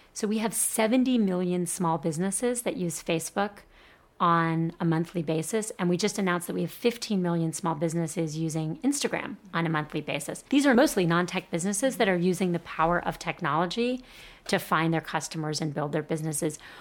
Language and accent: English; Miami, Florida, United States; I grew up in Miami